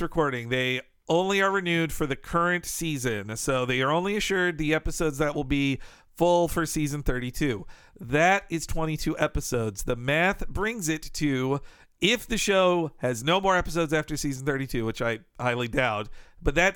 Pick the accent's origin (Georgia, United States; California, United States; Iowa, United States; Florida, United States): Florida, United States; northern; In my area of northern Florida